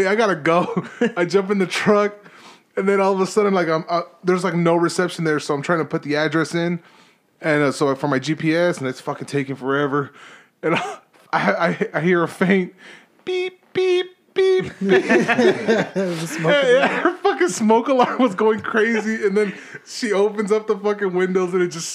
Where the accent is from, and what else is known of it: California, United States; born or raised there